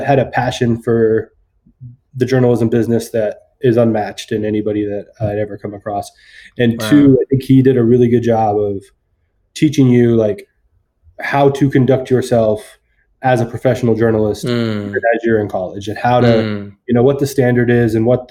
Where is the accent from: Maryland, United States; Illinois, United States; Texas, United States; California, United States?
California, United States; Fremont; I'm from Fremont, California.